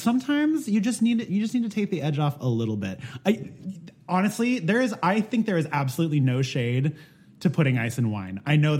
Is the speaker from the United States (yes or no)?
no; Philippines; Look, I can't compete on an authenticity level just because, girl, I'm Filipino, okay?